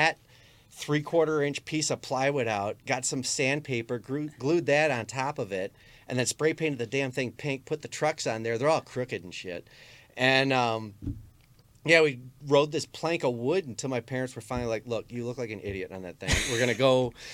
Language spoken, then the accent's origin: English; Armada, Michigan, United States; best friends when I was growing up in Armada